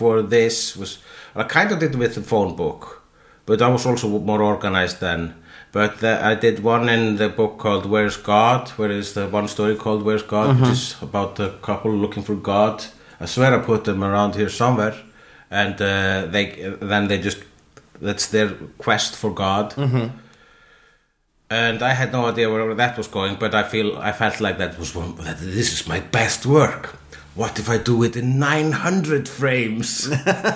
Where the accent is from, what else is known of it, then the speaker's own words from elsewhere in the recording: Iceland; I am Icelandic